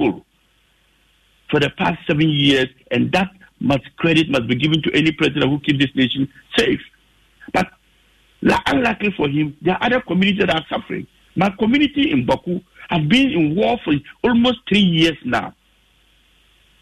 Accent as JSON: {"language": "English", "country": "Germany", "tie": "born or raised there", "moved": "yes", "lives_now": "Ghana", "said": "I've lived in Germany for 19 years. I grew up in Germany."}